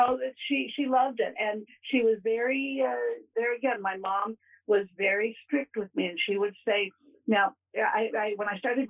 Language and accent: English; Ohio, United States; born there; also born or lived in Kentucky; This was back east in Kentucky and Ohio. I was born in Ohio, but this was back there.